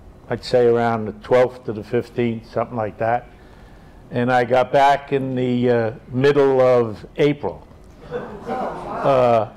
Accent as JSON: {"language": "English", "town": "New York City", "region": "New York", "country": "United States", "tie": "born or raised there", "said": "growing up in Inwood, you got so many different people here"}